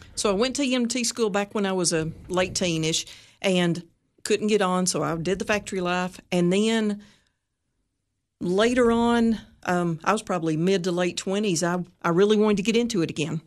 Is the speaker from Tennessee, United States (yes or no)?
yes; White County, Tennessee, United States; I'm actually from White County